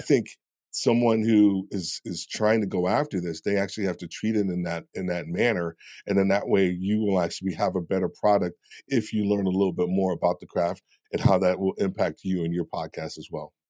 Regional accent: New York, United States; I'm being from New York

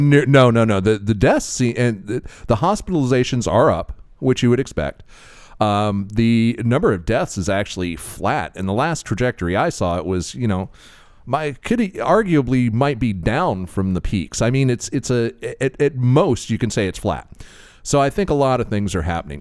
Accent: Florida, United States; I'm from Florida

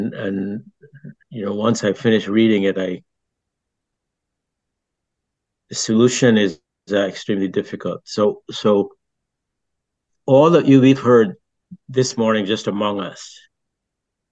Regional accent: Barbados; also born or lived in France; now in New Haven, United States; I grew up in Barbados and I grew up in a British society

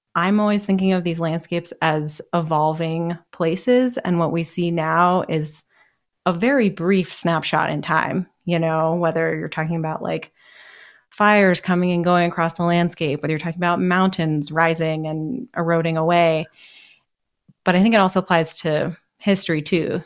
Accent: Seattle, Washington, United States; also born or lived in Boston; I mostly grew up in Seattle, although I was born in Boston

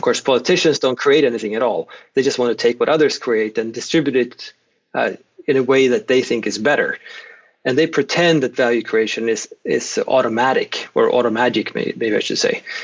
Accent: Sweden; moved away as an adult; now in Oklahoma, United States; I'm Swedish, born and raised in Sweden, where I did my first, I spent the first three decades or so in Sweden.

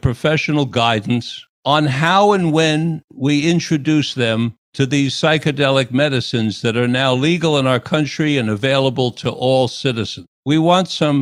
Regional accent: New York City, New York, United States; moved away as an adult; growing up in New York City

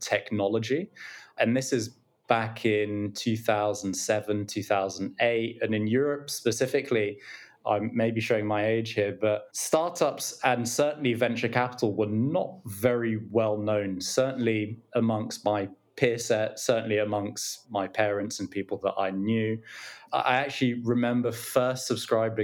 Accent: London, United Kingdom; I grew up in London. I'm from London, born here, educated here

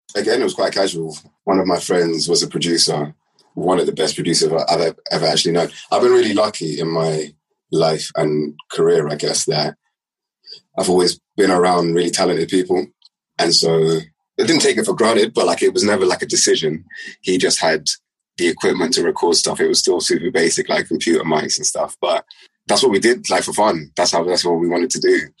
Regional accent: London, United Kingdom; I left West London

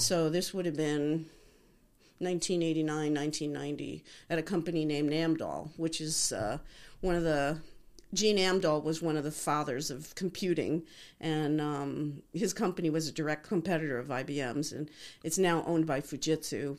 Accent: Liberty, New York, United States; now in Arizona, United States; We grew up in the Catskills in a little town okay. called Liberty, New York

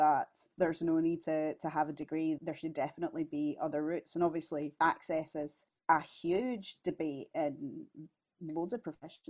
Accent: West of Scotland, United Kingdom; accent: West of Scotland; also born or lived in Glasgow; My radio voice, my podcast voice is you know, like a cultured West of Scotland accent.

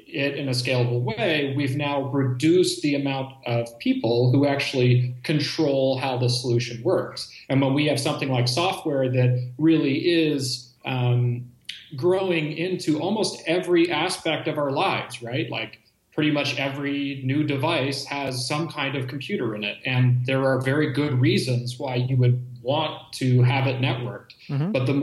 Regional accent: Bay Area, California, United States; born and raised in the Bay Area

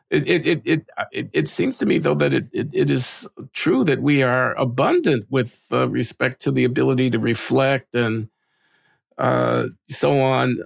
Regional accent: United States; as an American

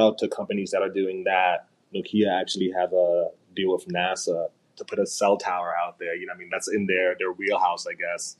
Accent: New York, United States; Me as a New Yorker

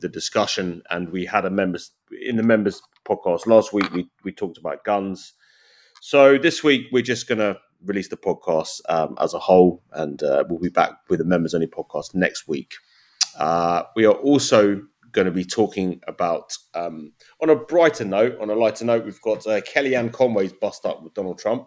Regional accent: United Kingdom; now in United States; as a Brit

